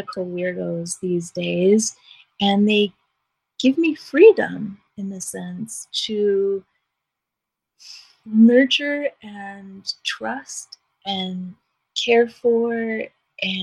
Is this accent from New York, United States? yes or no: yes; New York City, New York, United States; I was raised in New York City